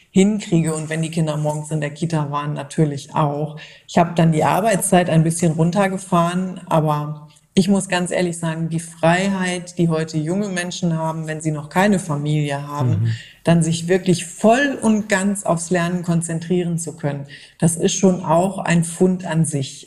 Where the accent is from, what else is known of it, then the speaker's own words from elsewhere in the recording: Germany; Bei uns in Deutschland